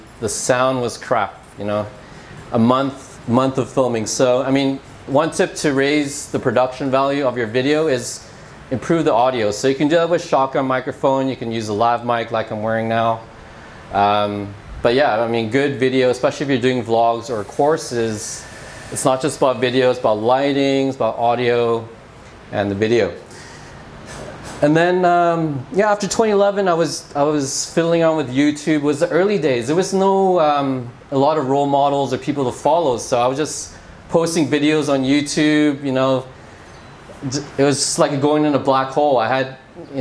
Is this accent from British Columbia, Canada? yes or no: yes; Vancouver, British Columbia, Canada; moved away as an adult; I'm from Vancouver, Canada. Had a 13-year career there